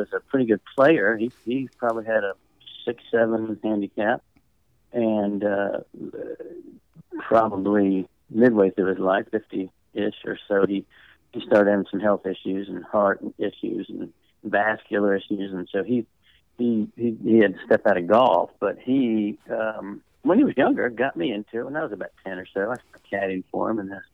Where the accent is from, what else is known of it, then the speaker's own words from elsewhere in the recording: Nashville, Tennessee, United States; moved away; also born or lived in Atlanta; I grew up in Nashville